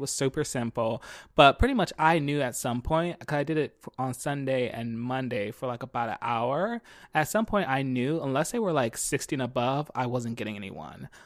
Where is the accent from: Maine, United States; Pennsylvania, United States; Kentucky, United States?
Pennsylvania, United States; Philadelphia; now in California, United States; I'm from Philly, two one five